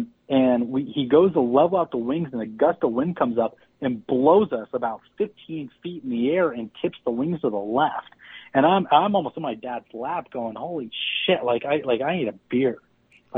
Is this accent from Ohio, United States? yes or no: no; Eureka, California, United States; growing up in Eureka, it's a 4-hour and 45-minute drive from Sacramento, 5 hours from the Bay Area